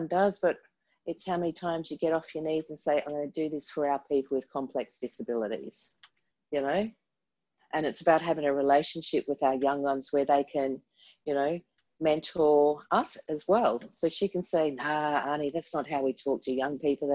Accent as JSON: {"language": "English", "region": "Queensland", "country": "Australia", "also_born_or_lived": "Canberra", "said": "I moved from Queensland down to Canberra for 10 years. All my siblings were coming back to Brisbane. I was working in aged care for 10 years. It was time to come home"}